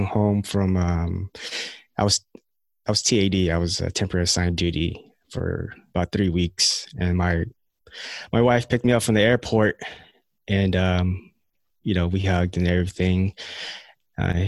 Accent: United States; born or raised there; also born or lived in Philippines

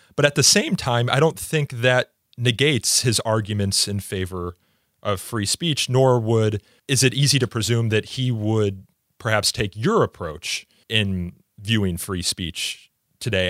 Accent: Midwest, United States; I'm from the Midwest here in the United States

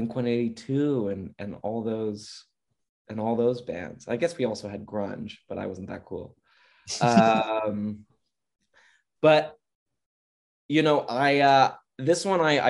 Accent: Orange County, California, United States; I'm from Orange County, and I wasn't allowed to watch much TV when I was growing up.

